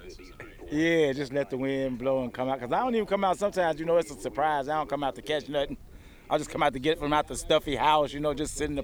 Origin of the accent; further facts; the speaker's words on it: Chicago, Illinois, United States; moved away as an adult; now in Lincoln, United States; I'm from Chicago.